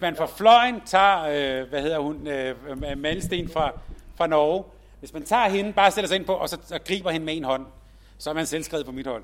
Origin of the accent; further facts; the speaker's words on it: Helsingør, Capital Region of Denmark, Denmark; jeg er vokset op i Helsingør